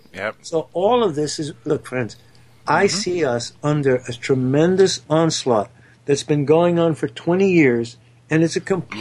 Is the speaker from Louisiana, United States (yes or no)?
no; New York, United States; Donald Trump and I are New Yorkers